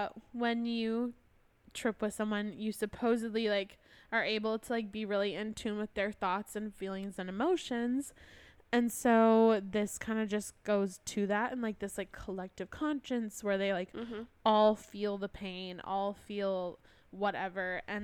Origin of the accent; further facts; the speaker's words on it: Wisconsin, United States; accent: Wisconsin; I'm from Wisconsin.